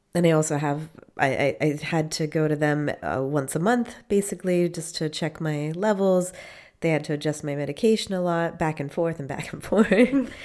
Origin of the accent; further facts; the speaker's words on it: Maine, United States; moved away as an adult; now in Freiburg, Germany; I am from Maine